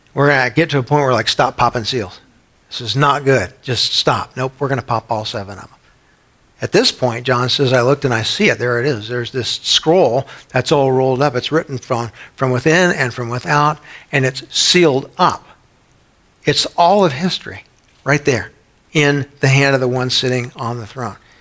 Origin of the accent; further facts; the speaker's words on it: San Antonio, Texas, United States; When I was a kid growing up in San Antonio, Texas